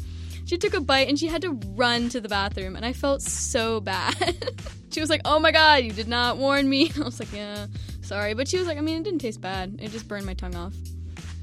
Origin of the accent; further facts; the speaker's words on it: United States; growing up in the U.S.